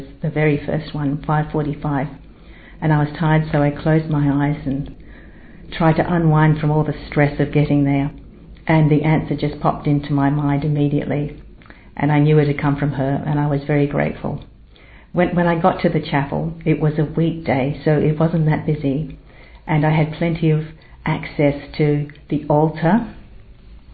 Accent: Australia; now in London, United Kingdom; I'm originally from Australia, but I've been living in London for a very long time now

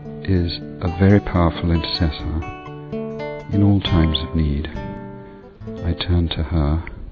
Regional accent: England, United Kingdom; from England.

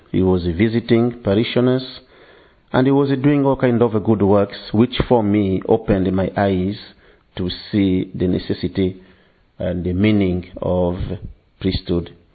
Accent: DR Congo; English is a second language; now in England; I come from Congo and I've been uh, working as a priest for the last 10 years.

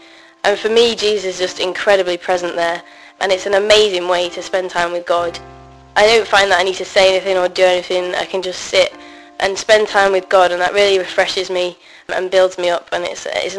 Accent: Manchester, North West England, United Kingdom; I'm 20 and I'm from Manchester in England.

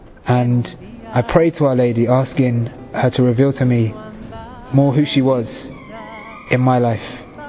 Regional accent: London, United Kingdom; I'm from East London, and I'm 22 years of age.

